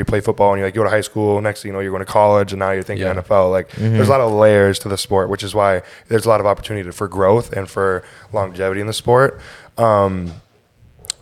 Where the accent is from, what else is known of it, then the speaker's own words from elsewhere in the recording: Sartell, Minnesota, United States; I'm from Minnesota, Sartell, Minnesota. Grew up in a small town.